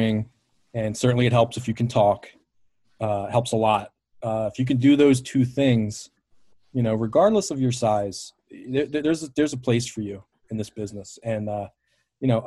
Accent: Baltimore, Maryland, United States; I grew up in Baltimore, a WWF city

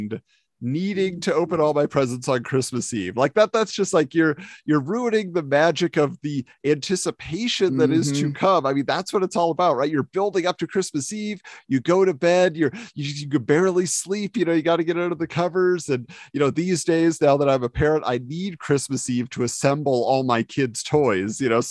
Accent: California, United States; moved away as an adult; now in Montana, United States; I grew up in California, so I was literally 20 minutes from the beach my whole life

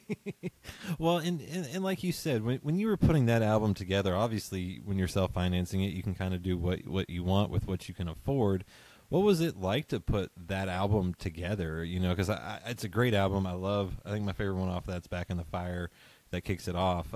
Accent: southern West Virginia, United States; now in Lexington, United States; I'm in Lexington now, and I grew up in uh, West Virginia

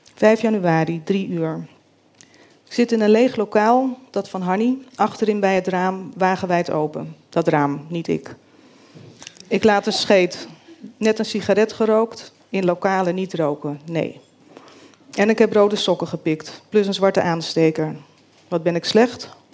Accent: Groot-Ammers, South Holland, Netherlands; born or raised there; also born or lived in Rotterdam

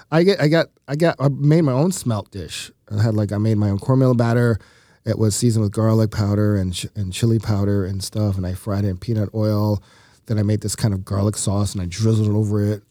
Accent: the South, United States; now in Milwaukee, United States; I grew up with them in the South

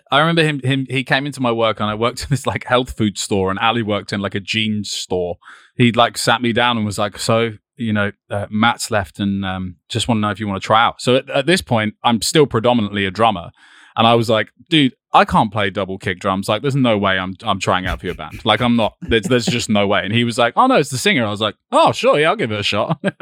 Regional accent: East Preston, South East England, United Kingdom; also born or lived in Brighton; I was born just a little bit out of Brighton, so I'm, like, thirty minutes away from here, like, near, eh, next to this place called East Preston and Rustington, which is, like, a really small village

